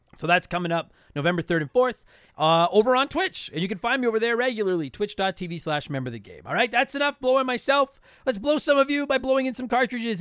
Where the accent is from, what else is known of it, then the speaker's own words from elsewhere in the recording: Canada; I'm Canadian